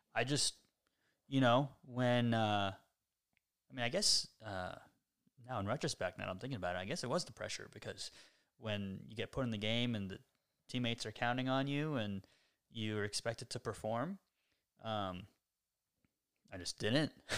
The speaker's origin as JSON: {"language": "English", "region": "Florida", "country": "United States", "tie": "born or raised there", "also_born_or_lived": "Tallahassee, Florida", "moved": "as an adult", "lives_now": "Austin, United States", "said": "I'm, I'm from Florida. I, uh, was raised here"}